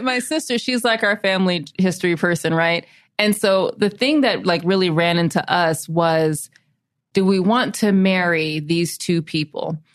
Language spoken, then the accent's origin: English; South Carolina, United States; we're deep south, we're South Carolina, my hometown is the city that led the secession of South Carolina from the Union.